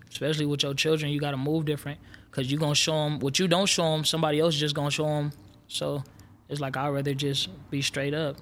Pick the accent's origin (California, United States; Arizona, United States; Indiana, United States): California, United States; Los Angeles; I'm from South Central L A.